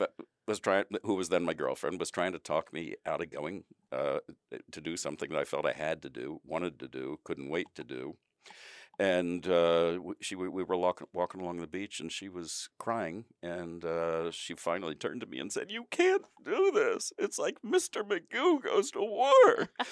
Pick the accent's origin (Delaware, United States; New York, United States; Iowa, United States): Delaware, United States; Wilmington; moved away as an adult; also born or lived in Washington, D.C.; I'm from Wilmington, Delaware